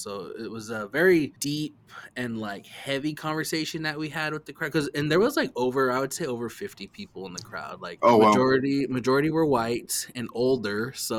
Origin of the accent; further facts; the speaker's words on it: Lewiston, Idaho, United States; growing up in a small town in Idaho